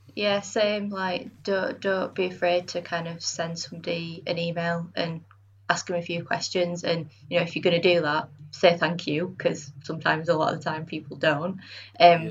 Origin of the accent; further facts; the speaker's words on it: Bradford, Yorkshire and the Humber, United Kingdom; moved away as an adult; also born or lived in Sheffield; now in Leeds, United Kingdom; I'm from Bradford originally, and then I went to university in Sheffield